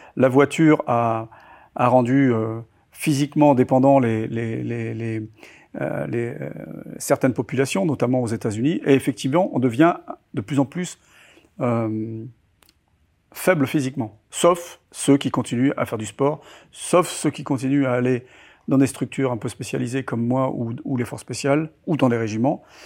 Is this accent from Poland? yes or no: no; Toulon, Provence-Alpes-Côte d'Azur, France; Je suis né à Toulon euh, en 1964. Et euh, je vivais dans un petit village à une trentaine de kilomètres de, de Toulon qui s'appelle Pignan